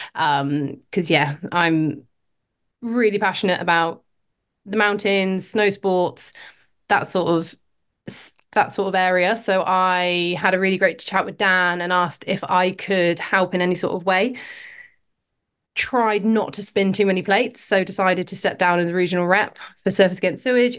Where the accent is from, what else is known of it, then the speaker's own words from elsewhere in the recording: Oxford, South East England, United Kingdom; moved away as an adult; now in Pembrokeshire, United Kingdom; I was born in Oxford, grew up in, yeah, grew up in a city, um, pretty far from the coast